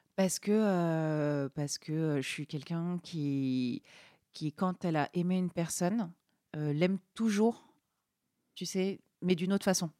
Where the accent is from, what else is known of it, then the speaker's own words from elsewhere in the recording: Normandy, France; moved away; vers chez moi en Normandie